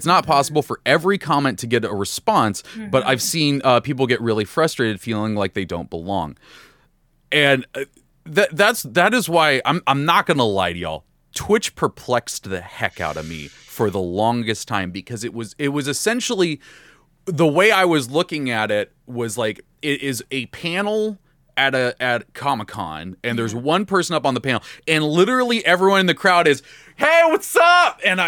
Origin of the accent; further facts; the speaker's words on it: San Diego, California, United States; I'm like, oh, I'm from San Diego. There we go.